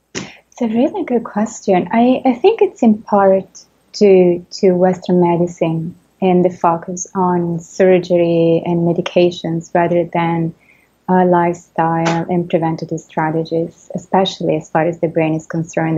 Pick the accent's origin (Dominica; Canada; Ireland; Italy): Italy; accent: Italian; English is a second language; moved away as an adult; also born or lived in France; now in New York, United States; I, am Italian, and as I'm sure everybody can, can tell from my accent